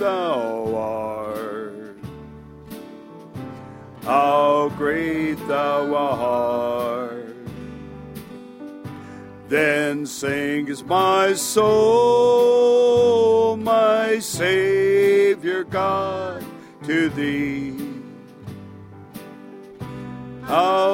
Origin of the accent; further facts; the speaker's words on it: Dillingham, Alaska, United States; I'm originally from Dillingham.